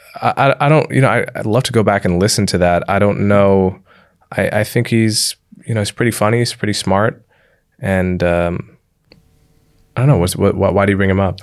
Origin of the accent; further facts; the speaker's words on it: Livingston, New Jersey, United States; I grew up in and around New York City